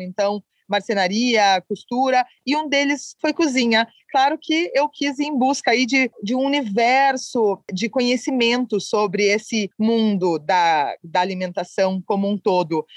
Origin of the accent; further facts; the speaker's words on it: Curitiba, Paraná, Brazil; moved away; estar de volta em Curitiba